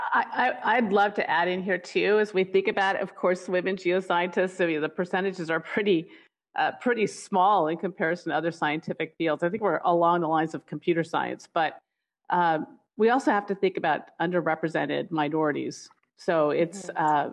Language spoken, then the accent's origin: English; Long Beach, California, United States; I grew up in Long Beach, California